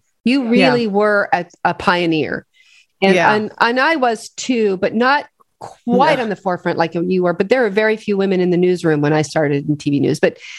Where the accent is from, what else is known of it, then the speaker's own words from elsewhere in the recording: Midwest, United States; growing up in the Midwest, you know, there are Legates and then there are Leggetts, and they're in Arkansas and they're in Illinois